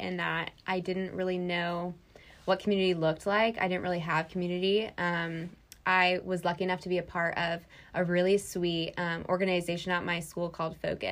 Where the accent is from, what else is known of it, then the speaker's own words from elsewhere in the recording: Loudonville, New York, United States; moved away as an adult; now in Winston-Salem, United States; I'm from Loudonville, New York.